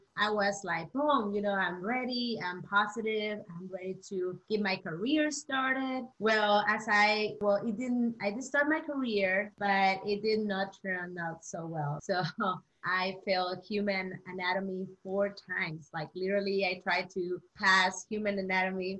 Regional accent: Chihuahua, Mexico; I am from Mexico, Chihuahua.

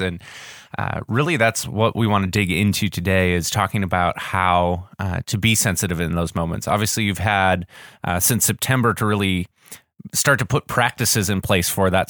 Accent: Wisconsin, United States; now in Orlando, United States; when you grow up in Wisconsin

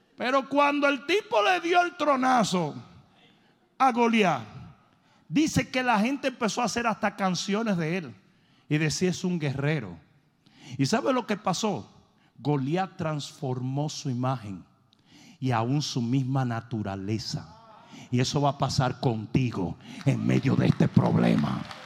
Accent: Dominican Republic; moved away

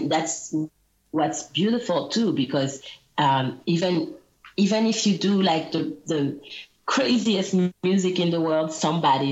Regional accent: Guadeloupe; English is a second language; I grew up in Guadeloupe. I wouldn't understand any English when I was little

